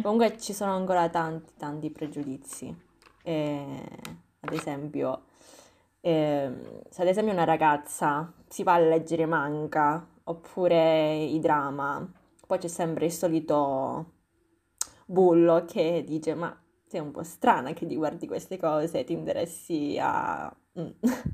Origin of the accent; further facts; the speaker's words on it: Italy; Noi siamo nate qui, siamo nate e cresciute